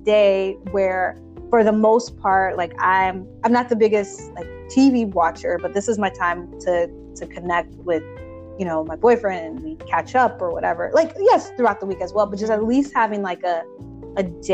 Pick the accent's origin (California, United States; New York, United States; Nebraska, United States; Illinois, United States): Illinois, United States; Chicago; moved away as an adult; now in Boston, United States; I'm from Chicago. When I moved to Boston